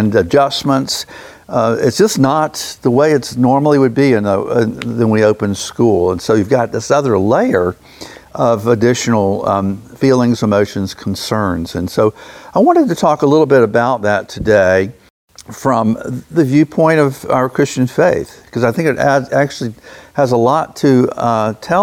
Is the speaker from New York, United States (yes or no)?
no; Jacksonville, Florida, United States; growing up in Jacksonville myself